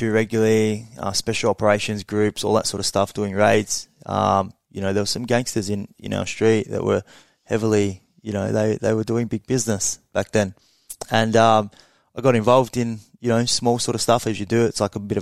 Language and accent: English; Ballarat, Victoria, Australia; also born or lived in Melbourne; I moved back from Melbourne to Ballarat